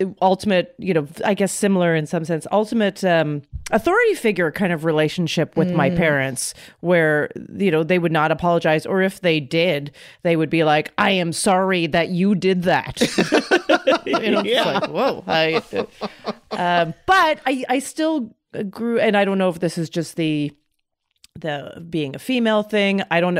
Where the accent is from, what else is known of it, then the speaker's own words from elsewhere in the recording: Canada; moved away; When I moved here, I thought it was mean. I thought I was so used to, mm-hmm. I grew up in Canada.